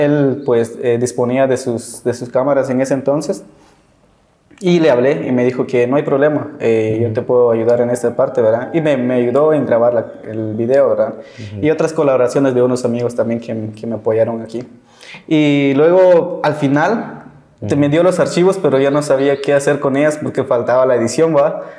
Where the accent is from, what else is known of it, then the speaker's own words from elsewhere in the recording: San Juan La Laguna, Sololá, Guatemala; yo soy de San Juan Laguna